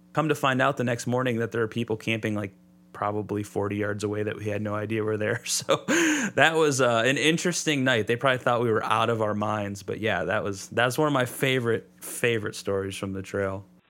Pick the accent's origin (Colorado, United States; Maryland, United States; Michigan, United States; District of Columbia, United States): Michigan, United States; Southeast; I grew up in Southeast Michigan. Lots of parks and stuff down here.